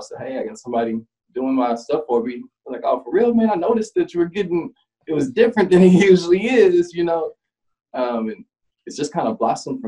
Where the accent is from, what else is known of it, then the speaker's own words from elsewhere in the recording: Nashville, Tennessee, United States; I'm a Nashville native